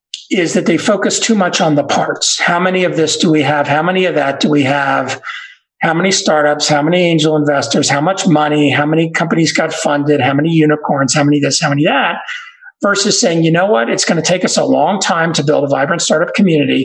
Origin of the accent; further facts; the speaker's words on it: Dallas, Texas, United States; moved away; also born or lived in Boston, Massachusetts / Colorado; I grew up in Dallas, Texas